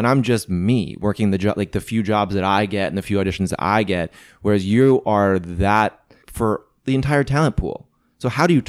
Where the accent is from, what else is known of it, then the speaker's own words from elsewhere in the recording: Midwest, United States; And I mean, we're lucky that we're both from the Midwest.